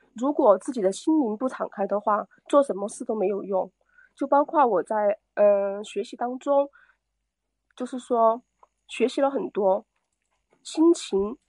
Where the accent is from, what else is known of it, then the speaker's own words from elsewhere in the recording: Chongqing, China; 我来自三城重庆